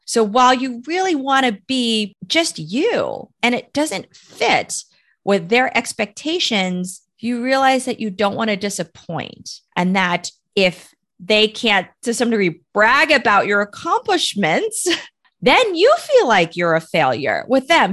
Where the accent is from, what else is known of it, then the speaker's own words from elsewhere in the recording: United States; I am Chinese American